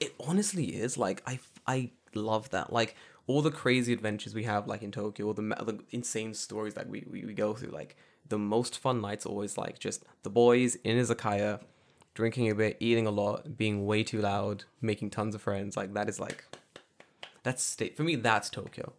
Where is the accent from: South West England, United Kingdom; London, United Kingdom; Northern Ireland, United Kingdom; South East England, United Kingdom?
London, United Kingdom; now in Japan; I'm from London